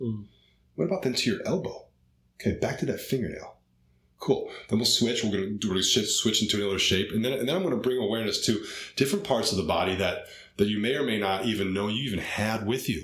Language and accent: English; Cleveland, Ohio, United States; growing up in Cleveland, Ohio